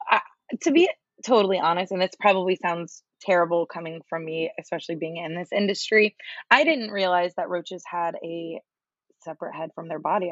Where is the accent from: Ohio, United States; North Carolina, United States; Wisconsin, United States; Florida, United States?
Florida, United States; also born or lived in New York; I lived in New York for a while, but I was born and raised in Florida